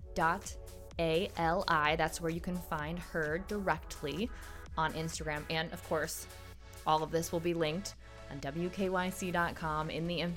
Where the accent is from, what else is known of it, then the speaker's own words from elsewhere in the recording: Canton, Ohio, United States; in Canton, in my hometown